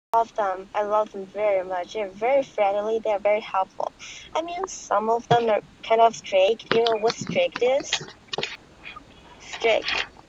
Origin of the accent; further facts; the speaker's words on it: China; first language Chinese; English is a second language; I am a Chinese. My mother language is Chinese